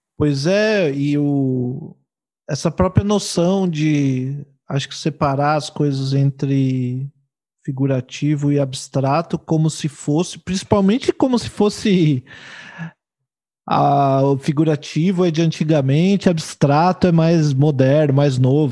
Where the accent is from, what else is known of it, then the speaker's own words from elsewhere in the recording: São Paulo, Brazil; now in Porto Alegre, Brazil; eu sou de São Paulo e eu, eu, moro em Porto Alegre.